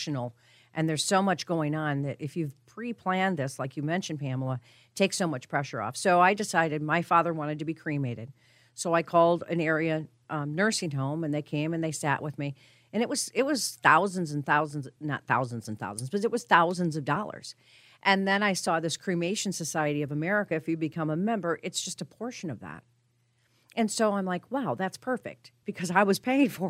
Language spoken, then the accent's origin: English; Colorado, United States; I'm from Colorado